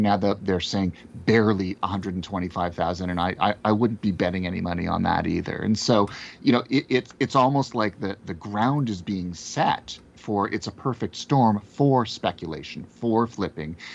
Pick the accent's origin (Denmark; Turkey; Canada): Canada; as a Canadian, uh, and, you know, uh, folks who know me, I'm a Jew